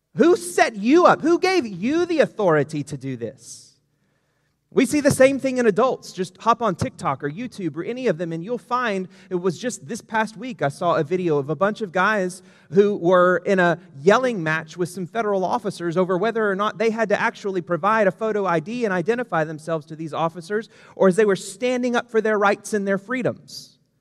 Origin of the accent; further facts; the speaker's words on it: United States; we as an American society